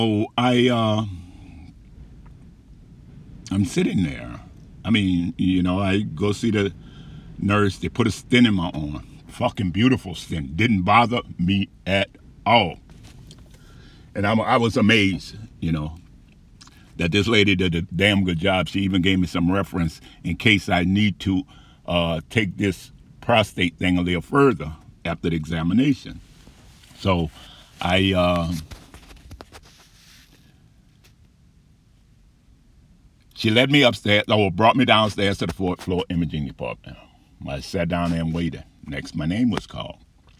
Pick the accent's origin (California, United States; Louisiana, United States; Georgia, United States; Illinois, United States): Louisiana, United States; New Orleans; I grew up in New Orleans.